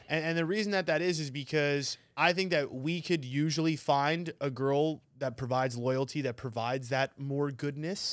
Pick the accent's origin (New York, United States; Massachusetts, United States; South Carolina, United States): New York, United States; now in Arizona, United States; I'm from New York